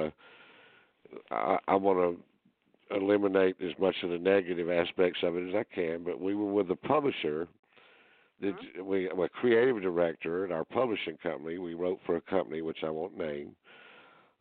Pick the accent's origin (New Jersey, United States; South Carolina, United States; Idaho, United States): South Carolina, United States; Greenville; born or raised there